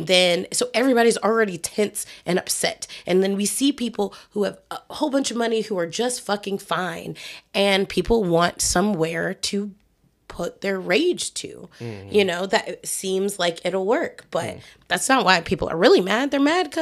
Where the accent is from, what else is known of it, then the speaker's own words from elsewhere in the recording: Detroit, Michigan, United States; moved away; my hometown